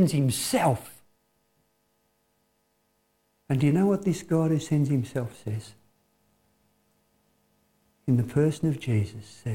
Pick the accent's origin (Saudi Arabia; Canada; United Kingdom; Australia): Australia; us as Australian people.